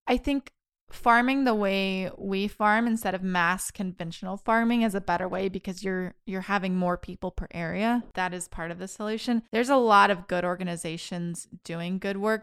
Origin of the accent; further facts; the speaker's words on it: Spirville, Kansas, United States; moved away; My hometown, Spirville, Kansas